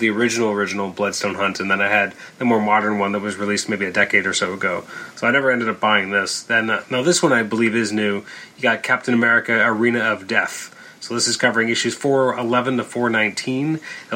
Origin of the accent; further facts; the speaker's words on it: Canada; we're Canadian